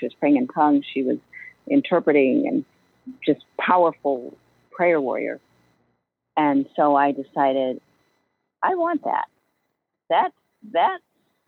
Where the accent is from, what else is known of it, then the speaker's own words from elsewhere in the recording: Ohio, United States; moved away as an adult; now in Chicago, United States; I grew up in Ohio, actually. So now I've been in the Chicagoland area for around 15 years